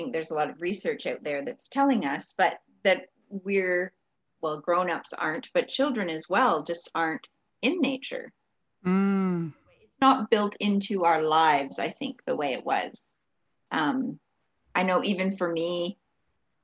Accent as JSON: {"language": "English", "region": "Ontario", "country": "Canada", "tie": "born or raised there", "moved": "yes", "said": "I grew up in Ontario"}